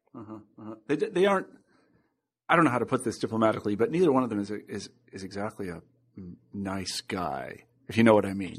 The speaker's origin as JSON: {"language": "English", "region": "Kansas", "country": "United States", "said": "I'm being from Kansas."}